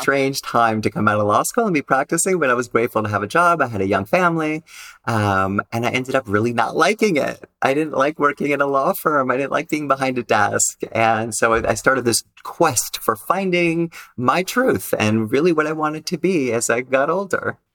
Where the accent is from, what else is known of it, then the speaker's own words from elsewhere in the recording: Los Angeles, California, United States; I grew up in Los Angeles, you know, typical LA family